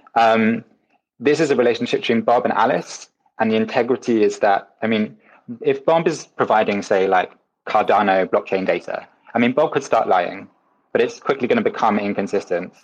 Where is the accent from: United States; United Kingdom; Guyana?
United Kingdom; Wales; I'm Welsh